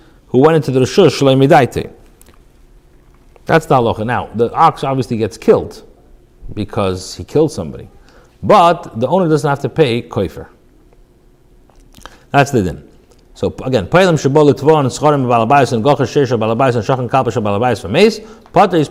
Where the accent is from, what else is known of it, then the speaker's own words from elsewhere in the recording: California, United States; moved away; growing up in California